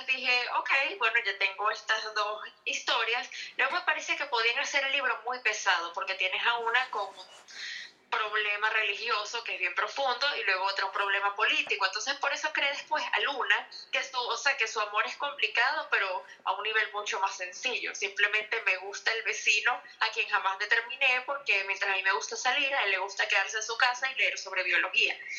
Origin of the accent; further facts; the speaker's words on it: Caracas, Capital District, Venezuela; moved away as an adult; also born or lived in Maracaibo; now in Miami, United States; soy venezolana y pues, ciudad de Maracaibo, pero criada en Caracas